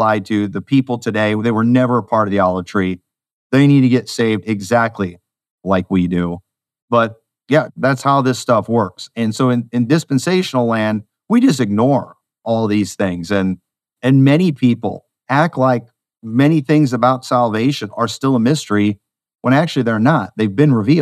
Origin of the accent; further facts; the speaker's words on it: United States; I was born in this country